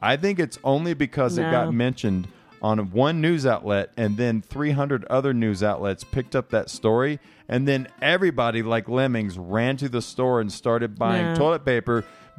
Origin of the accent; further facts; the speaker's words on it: the South, United States; now in Colorado, United States; I'm from the South.